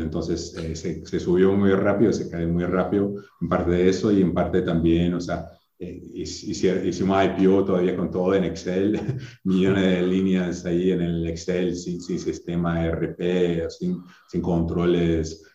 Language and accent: Spanish; Wisconsin, United States; Spanish is a second language; moved away as an adult; also born or lived in Chile; now in Brazil; crecí toda la vida en Wisconsin